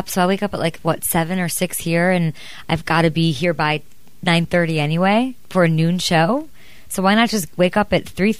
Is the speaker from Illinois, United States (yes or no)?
yes; Chicago, Illinois, United States; It reminds me of where I'm from in Chicago.